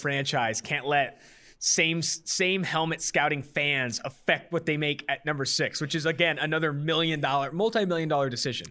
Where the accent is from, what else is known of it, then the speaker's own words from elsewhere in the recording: Oakland, California, United States; I'm from Oakland, California